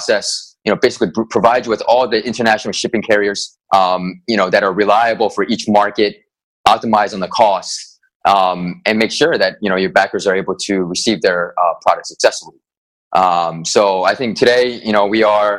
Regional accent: Philadelphia, Pennsylvania, United States; moved away as an adult; also born or lived in Asia / China; I'm originally from Philadelphia, Pennsylvania. My background, born and raised in America

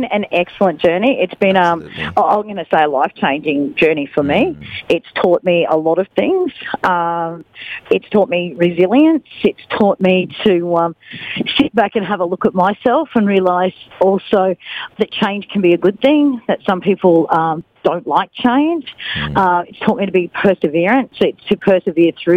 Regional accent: Bundaberg, Queensland, Australia; also born or lived in Scotland / Germany; now in Darwin, Australia; I'm from Queensland, so born and bred at Bundaberg

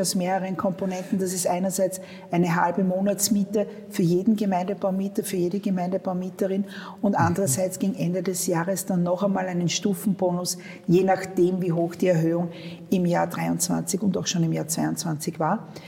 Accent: Vienna, Austria; wo ich herkomme, wo ich eigentlich immer gelebt habe. Ich muss zugeben, ähm, ich habe noch nie in einem anderen Bezirk gewohnt

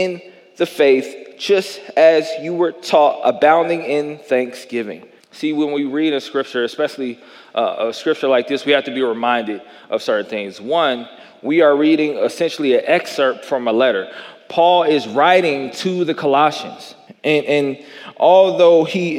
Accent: Jackson, Tennessee, United States; I grew up in the South. I grew up in Jackson, Tennessee.

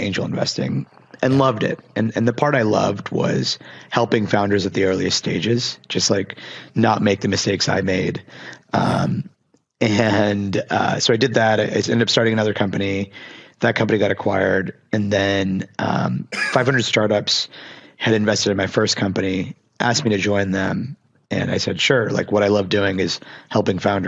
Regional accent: Pittsburgh, Pennsylvania, United States; I grew up in Pittsburgh

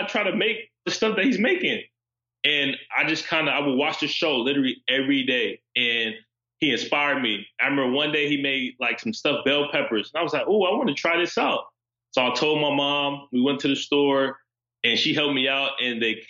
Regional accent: Los Angeles, California, United States; moved away as an adult; now in Philadelphia, United States; I grew up in South Central Los Angeles

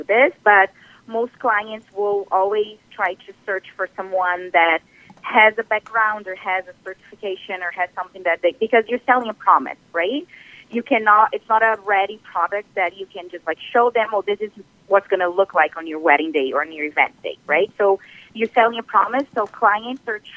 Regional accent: Brazil; moved away as an adult; now in Ontario, Canada; I am originally from Brazil. So I've been doing this for about 10 years back home in Brazil, and then I came to Canada

